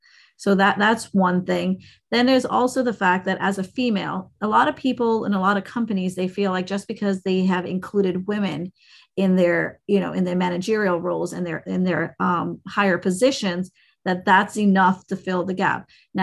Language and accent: English; India; I'm an Indian, right? I'm from South Asia.